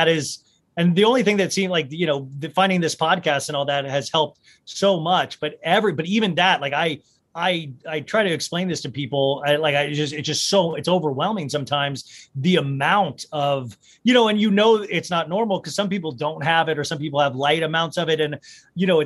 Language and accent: English; Kansas, United States; growing up in Kansas